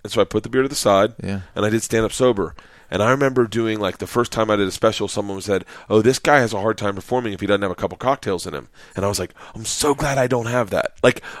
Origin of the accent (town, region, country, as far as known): Florida, United States; born or raised there